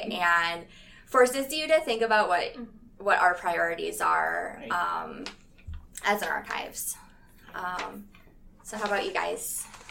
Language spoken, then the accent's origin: English; Midwest, United States; moved away; I'm from the Midwest, and it's it's also pretty flat